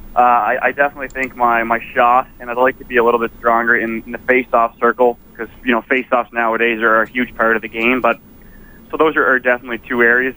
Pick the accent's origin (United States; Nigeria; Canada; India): Canada; Prince Edward Island; moved away; I had a great uh, great career in PEI uh, for the Rocket, my hometown